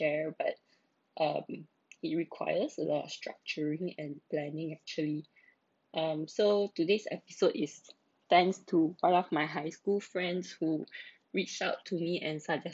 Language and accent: English; Malaysia; now in Singapore; I'm a Malaysian working in Singapore.